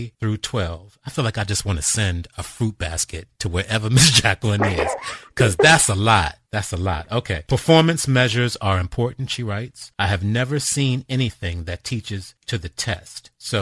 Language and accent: English; Maryland, United States; now in Washington, D.C., United States; I'm from the South. I'm from Maryland, which is below the Mason-Dixon line